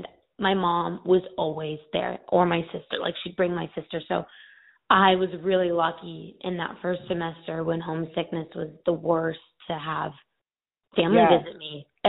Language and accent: English; Phoenix, Arizona, United States; also born or lived in Oxford, Ohio; I'm from Phoenix, Arizona, and I moved about 1,800 miles away to Oxford, Ohio